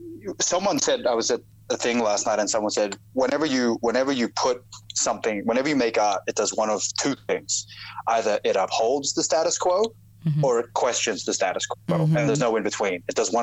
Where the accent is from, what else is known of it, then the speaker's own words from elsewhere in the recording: Australia; accent: Australian; So when I moved here, and even my Australian accent now is pretty diluted, but it was really thick.